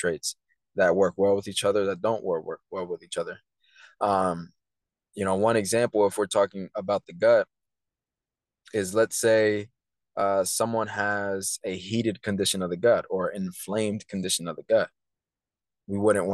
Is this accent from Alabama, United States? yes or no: no; Tampa, Florida, United States; I was born at St. Joseph's, so that's pretty cool. growing up in Tampa, I was always, you know, all over the place.